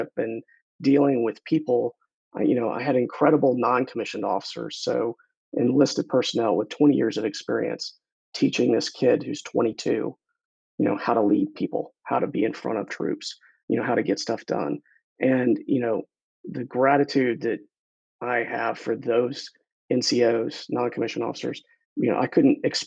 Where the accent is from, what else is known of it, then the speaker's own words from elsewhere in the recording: Katy, Texas, United States; also born or lived in Houston, Texas / Virginia / Atlanta; So I was born in St. Joseph's Hospital and then grew up out in Katy, Texas.